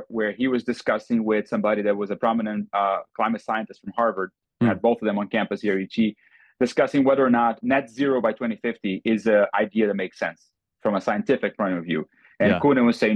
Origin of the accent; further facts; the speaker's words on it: Brazil; now in Austin, United States; growing up in Brazil in the 80s